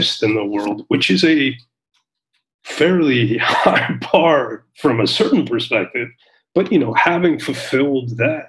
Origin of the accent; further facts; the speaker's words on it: New York City, New York, United States; moved away as an adult; also born or lived in Afghanistan; now in Israel; I grew up in New York. I'm born and raised in Brooklyn